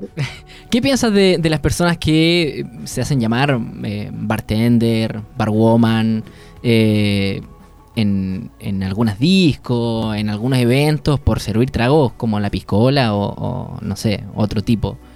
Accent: Punta Arenas, Magallanes and Chilean Antarctica, Chile; now in Concepción, Chile; yo soy de Punta

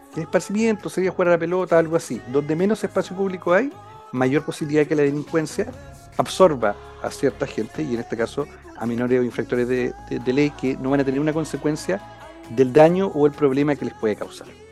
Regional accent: Concepción, Biobío, Chile; Yo soy acá de, de Concepción, he estado siempre acá en en la zona

